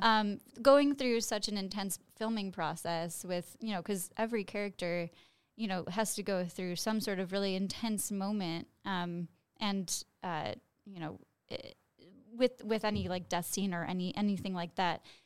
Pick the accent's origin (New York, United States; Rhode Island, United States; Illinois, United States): Illinois, United States; Chicago; I am from Chicago